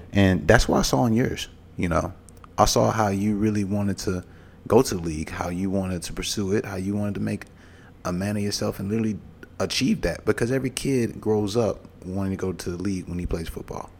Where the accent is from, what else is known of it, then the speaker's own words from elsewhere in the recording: Mobile, Alabama, United States; I grew up in Mobile, Alabama